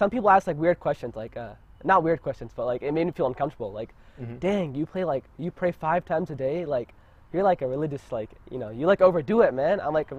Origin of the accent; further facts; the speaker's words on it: Ohio, United States; I actually grew up in like, it's not common here, but I grew up in Ohio. And it was like a Muslim neighborhood, kind of.